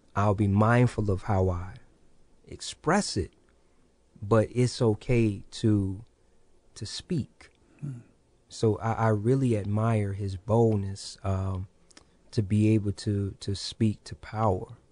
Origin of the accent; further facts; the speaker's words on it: Kankakee, Illinois, United States; also born or lived in Hopkins Park, Illinois; now in Peoria, United States; growing up in Kankakee